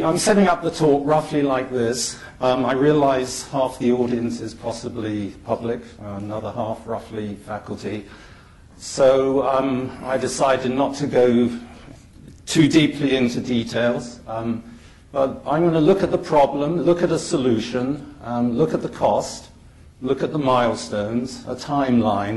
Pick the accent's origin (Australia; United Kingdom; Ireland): United Kingdom; now in Toronto, Canada; I'm a Brit